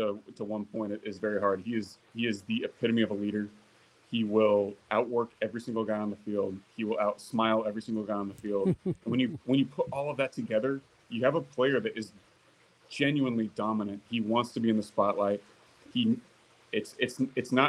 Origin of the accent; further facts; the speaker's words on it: inland Orange County / LA area, Southern California, United States; Southern California was home, kind of inland, Orange County, LA area.